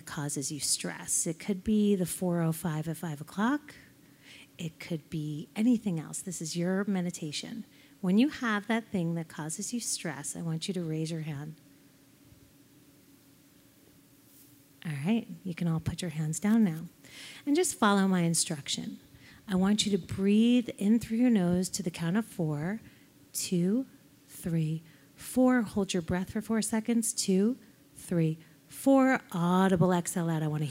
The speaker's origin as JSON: {"language": "English", "region": "New York", "country": "United States", "said": "I'm from New York"}